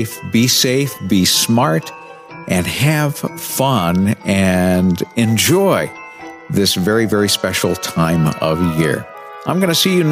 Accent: New Bedford, Massachusetts, United States; moved away; my hometown of New Bedford, Massachusetts

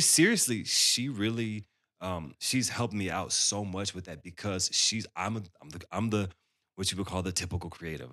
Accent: Dallas, Texas, United States; Growing up in Dallas, I grew up around all these incredible musicians

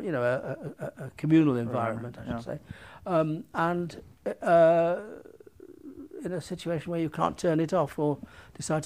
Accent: United Kingdom; I'm a European filmmaker, I'm a British filmmaker.

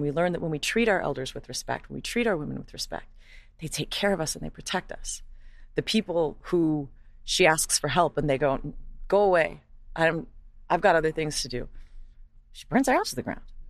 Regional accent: Hawaii, United States; moved away; growing up as a white person in Hawaii is you know you're white

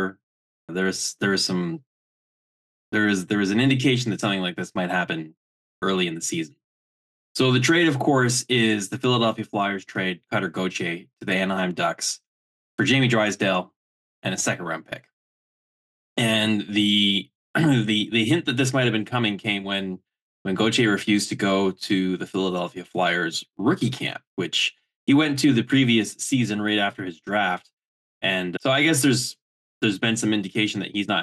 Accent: Kingston, Ontario, Canada; born or raised there

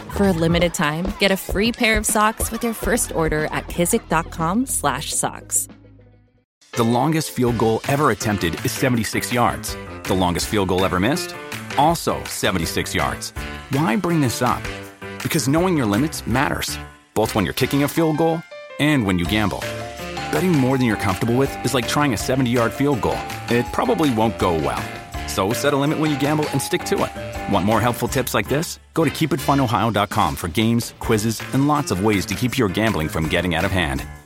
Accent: California, United States; we come from California.

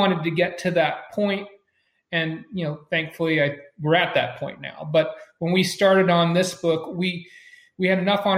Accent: United States; I was born in America

